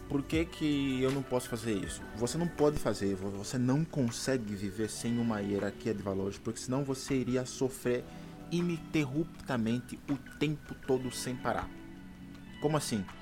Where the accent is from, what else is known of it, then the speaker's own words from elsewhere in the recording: Brazil; a minha família, quando eu era pequeno no Brasil, eh, o meu pai foi, foi, foi, ele foi a primeira pessoa que ficou, que se converteu